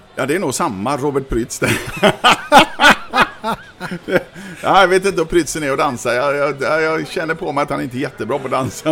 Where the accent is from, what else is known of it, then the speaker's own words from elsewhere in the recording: Sweden; som svensk ung kille, 18 år gammal